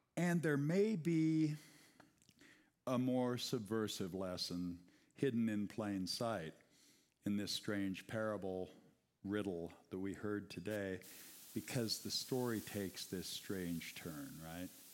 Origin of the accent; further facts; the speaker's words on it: United States; English-speaking Americans